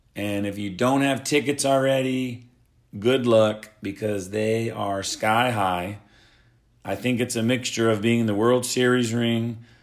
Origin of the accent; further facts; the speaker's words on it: Oklahoma, United States; I am from Oklahoma